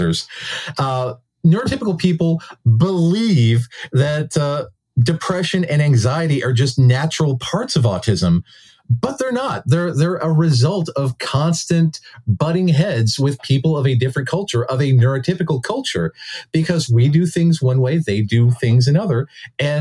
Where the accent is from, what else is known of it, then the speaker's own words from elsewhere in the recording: United States; we as Americans